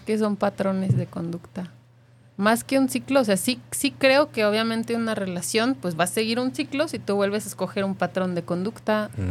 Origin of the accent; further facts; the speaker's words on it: Mexico; also born or lived in Playa del Carmen; now in Guadalajara, Mexico; como mexicanos